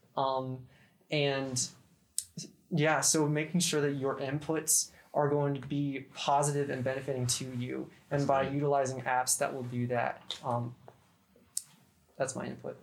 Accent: Idaho, United States; moved away as an adult; now in Barksdale Air Force Base, United States; I'm from Idaho

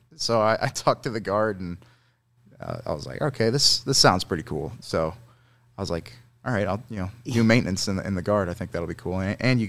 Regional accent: Edwardsville, Illinois, United States; also born or lived in Chicago; And so I was born in Chicago. And then from there, when we moved down in 99, we came to Edwardsville.

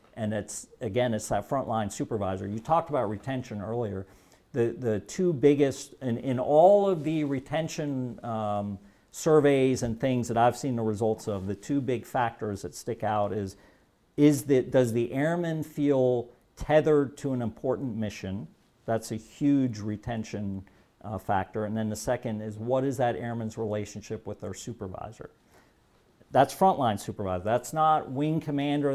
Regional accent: Germany; moved away; I was born and raised in Germany. So I speak fluent German.

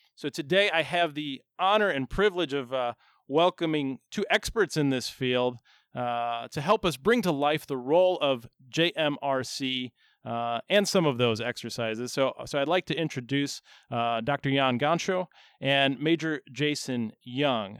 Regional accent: Chicago, Illinois, United States; I'm a Chicago guy

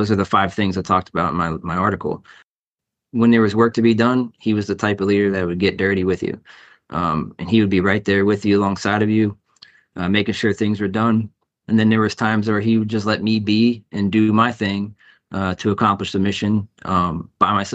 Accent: Pittsburgh, Pennsylvania, United States; moved away as an adult; now in Minneapolis, United States; I am from Pittsburgh, Pennsylvania, where I joined the Army in October of 2001

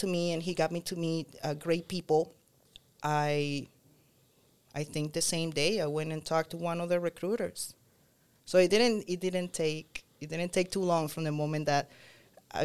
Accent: Caracas, Capital District, Venezuela; moved away as an adult; also born or lived in Boston; now in United States; I was born in Caracas, Venezuela

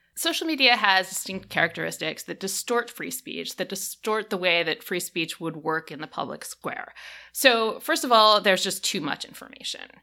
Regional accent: United States; As an American

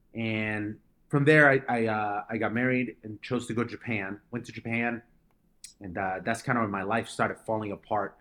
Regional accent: Colombia; now in United States; I was born in Colombia, and, uh, my parents, uh, decided to move to America in two thousand four.

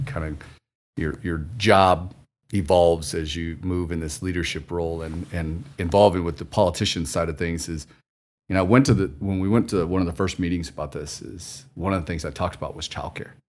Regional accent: Missouri, United States; moved away; I'm from the Midwest to, grew up in s, in Missouri

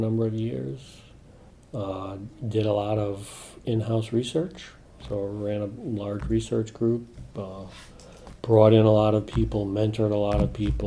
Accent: New England, United States; I grew up in New England

